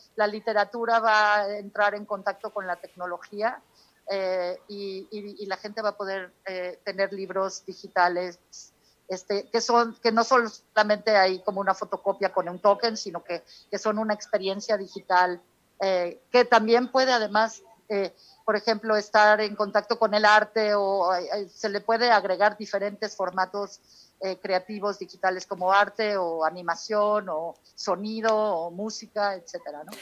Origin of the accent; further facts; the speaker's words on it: Mexico; moved away as an adult; now in United States; yo soy de aquí de México, viví aquí, crecí toda mi vida, pero eh, actualmente radico en Estados Unidos